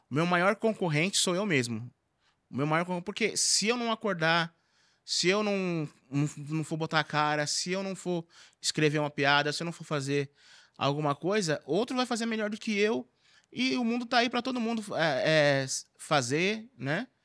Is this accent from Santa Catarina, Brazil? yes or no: no; Carapicuíba, São Paulo, Brazil; falo que eu sou de Carapicuíba mesmo, porque nós é favela e é isso aí mesmo.